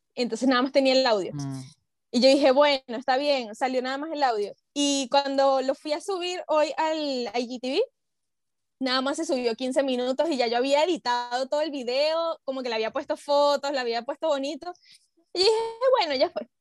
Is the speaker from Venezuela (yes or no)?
yes; Venezuela; now in Peru; siendo venezolana